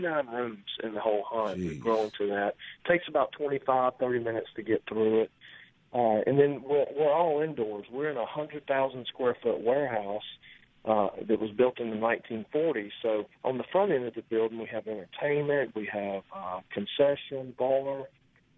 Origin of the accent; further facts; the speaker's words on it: Gulfport, Mississippi, United States; I'm from Gulfport